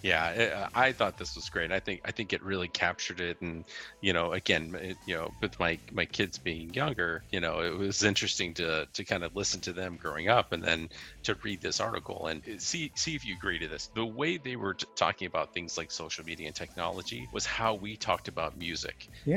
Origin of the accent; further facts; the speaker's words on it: Salinas, California, United States; I grew up in the Monterey Bay Area, Salinas, Monterey